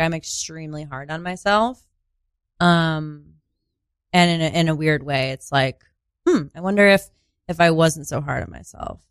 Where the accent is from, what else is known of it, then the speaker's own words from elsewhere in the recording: Sauquoit, New York, United States; moved away; I am actually from a very, very small rural town called Sequoit.